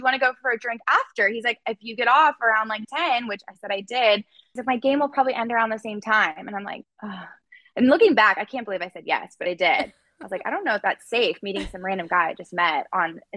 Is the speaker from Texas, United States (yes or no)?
yes; Frisco, Texas, United States; I'm from Frisco, Texas, and I was home from college in Frisco